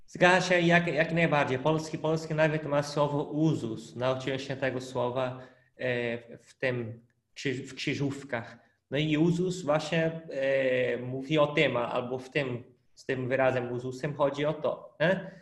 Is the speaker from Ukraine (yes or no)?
no; Brazil; Polish is a second language; moved away; pochodzę z Brazylii